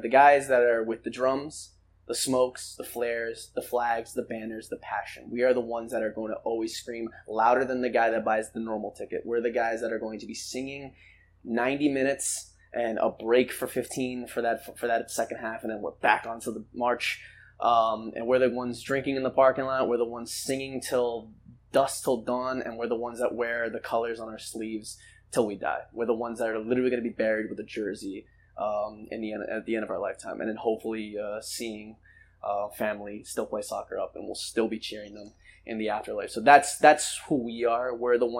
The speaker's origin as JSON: {"language": "English", "area": "Llano Verde", "region": "Zacapa", "country": "Guatemala", "tie": "born or raised there", "also_born_or_lived": "United States", "moved": "yes", "lives_now": "Rhode Island, United States", "said": "we're American born and Guatemalan raised"}